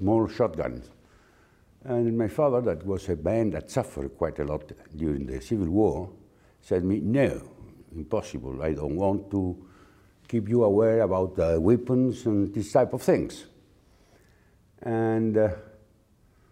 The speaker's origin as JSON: {"language": "English", "region": "Community of Madrid", "country": "Spain", "tie": "born or raised there", "said": "I was born in Spain in the 40s."}